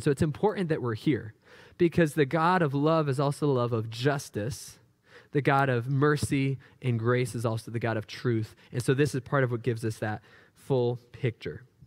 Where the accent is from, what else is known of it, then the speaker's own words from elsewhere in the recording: New Hampshire, United States; growing up in New Hampshire